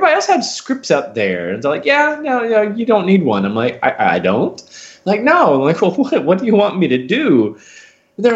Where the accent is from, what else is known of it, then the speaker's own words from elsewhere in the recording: Huntsville, Alabama, United States; moved away; I grew up doing a lot of children's theater starting out back in my hometown of Huntsville, Alabama.